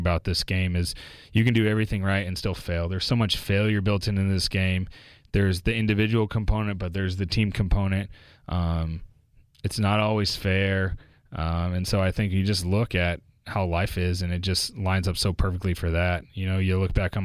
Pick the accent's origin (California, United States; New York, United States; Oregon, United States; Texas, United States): Texas, United States; Houston; moved away; grew up in Houston